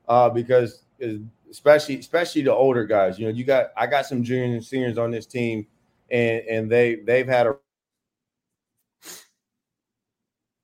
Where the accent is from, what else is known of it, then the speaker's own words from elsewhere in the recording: Warren, Ohio, United States; now in Wesley Chapel, United States; I grew up in Warren, Ohio